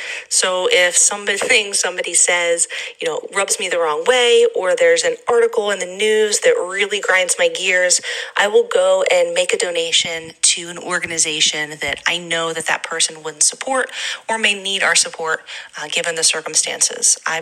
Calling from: Pennsylvania, United States; I'm calling from Pennsylvania.

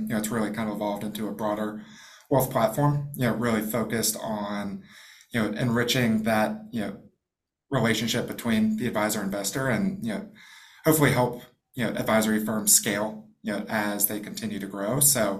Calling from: Jacksonville, Florida, United States; Jacksonville, Florida. So it's technically winter here

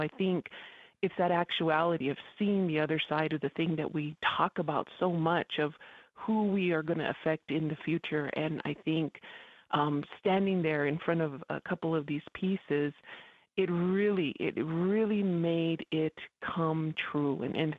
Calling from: Isleta Pueblo, New Mexico, United States; I'm calling in from Shirhuiptui, aka Isleta Pueblo. And it's pretty fun to be back on old stomping grounds on the air.

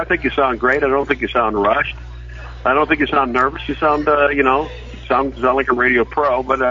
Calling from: Bradenton, Florida, United States; I'm calling from Bradenton, Florida.

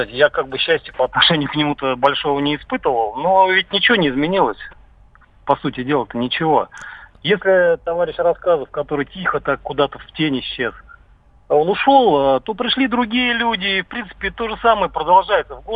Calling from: Krasnogorsk, Moscow Oblast, Russia; Да, я из Красногорска, да.

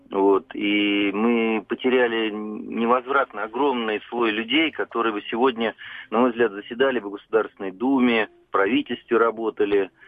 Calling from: Vladimir, Vladimir Oblast, Russia; я из Владимира.

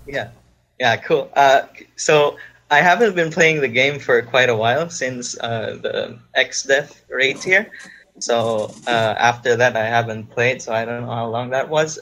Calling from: Philippines; I'm actually calling from the Philippines, and it's like 6 a.m. right here

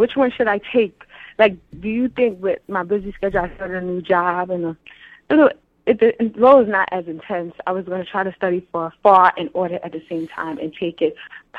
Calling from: Georgia, United States; I'm in Georgia. We are in a storm right now.

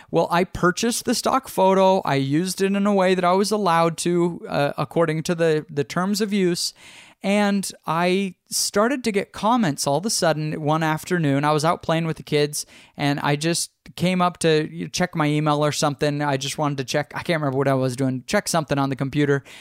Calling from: Austin, Texas, United States

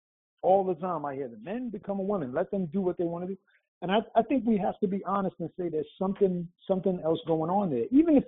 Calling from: New York City, New York, United States; Greetings. It's …. I'm out in NYC.

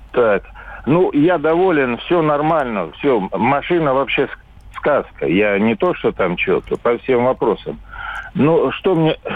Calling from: Lipetsk, Lipetsk Oblast, Russia; Я, я из Липецка, мне 66 годов.

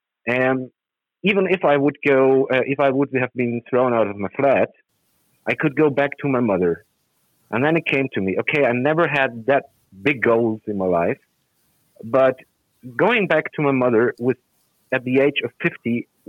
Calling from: Germany; I'm calling from Germany.

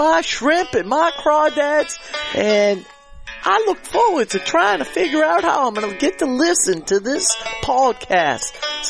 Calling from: the South, United States; calling from the south right now. It is really cold down here. I think when I came down from New Hampshire, I brought that cold with me.

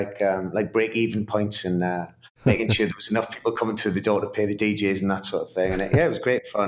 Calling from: Newcastle upon Tyne, North East England, United Kingdom; I am in Newcastle upon Tyne in the northeast of England.

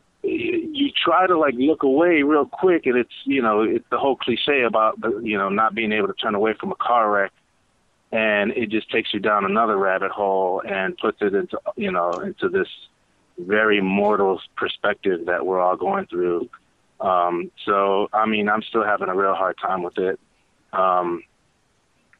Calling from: Georgetown, Texas, United States; I'm calling from Georgetown, Texas, just north of Austin.

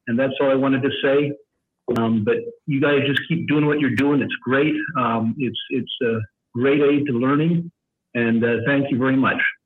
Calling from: Serbia; I'm calling from Serbia, where it's almost, uh, four o'clock in the morning here

